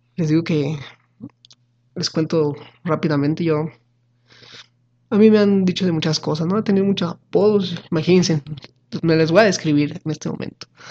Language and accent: Spanish; Mexico; como buenos mexicanos